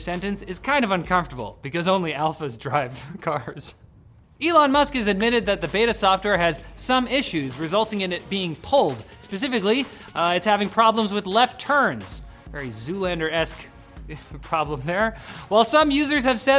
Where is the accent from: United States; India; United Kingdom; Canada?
Canada; We're Canadian